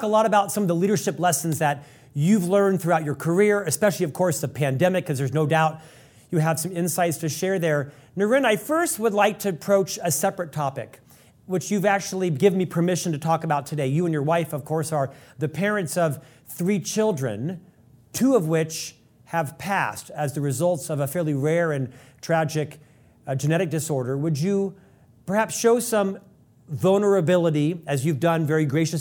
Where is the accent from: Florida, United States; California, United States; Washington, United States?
Florida, United States; Orlando; when I was raised in Orlando